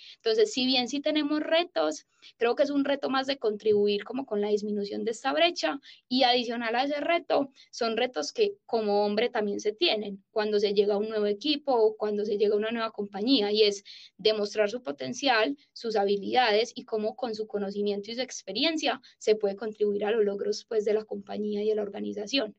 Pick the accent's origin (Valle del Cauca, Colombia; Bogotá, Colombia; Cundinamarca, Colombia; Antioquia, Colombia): Antioquia, Colombia; Paisa; soy paisa